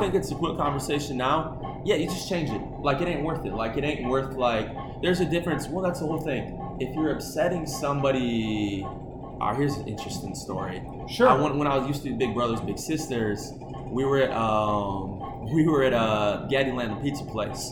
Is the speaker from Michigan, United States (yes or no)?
yes; Okemos, Michigan, United States; I grew up in Okemos, Michigan